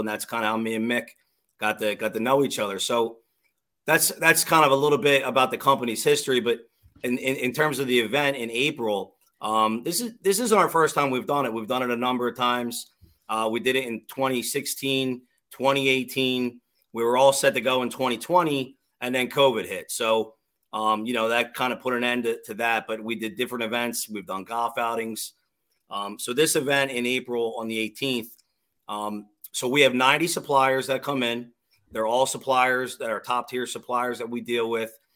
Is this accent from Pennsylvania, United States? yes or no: yes; Drexel Hill, Pennsylvania, United States; also born or lived in Springfield, Pennsylvania; I'm I'm born and bred in Delco. I live in I grew up in Drexel Hill. I live I live in Springfield now